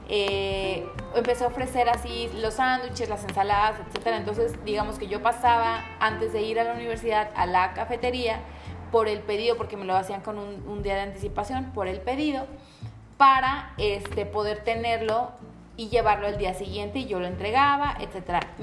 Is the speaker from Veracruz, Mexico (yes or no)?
yes; Poza Rica, Veracruz, Mexico; Les digo, yo soy de Poza Rica, en la ciudad de Poza Rica.